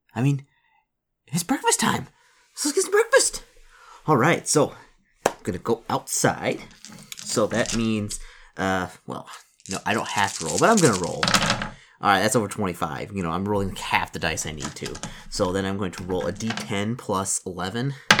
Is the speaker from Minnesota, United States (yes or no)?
no; Detroit, Michigan, United States; I'm from Detroit.